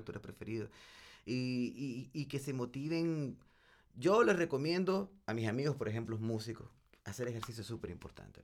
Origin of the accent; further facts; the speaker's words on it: Nicaragua; also born or lived in El Salvador; yo no nací aquí, loco